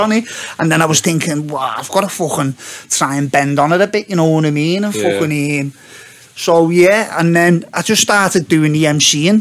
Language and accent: English; Liverpool, North West England, United Kingdom; I grew up in Speak in the 80s.